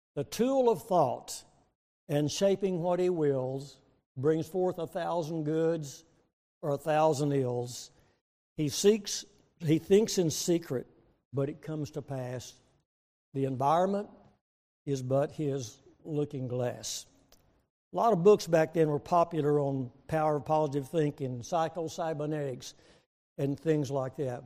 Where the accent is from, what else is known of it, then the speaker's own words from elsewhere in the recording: Waco, Texas, United States; moved away as an adult; also born or lived in Springfield, Missouri; now in Oklahoma, United States; we're from Oklahoma at least for the last um, 50 years, but I was born and raised in Texas